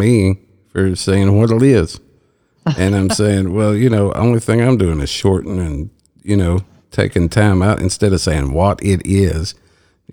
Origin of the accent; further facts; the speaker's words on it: Appalachia, United States; accent: hillbilly; moved away; I'm reverting back to my hillbilly speech